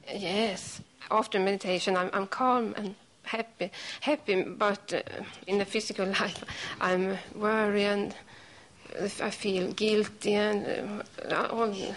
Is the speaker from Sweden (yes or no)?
yes; Sweden; English is a second language; I'm from Sweden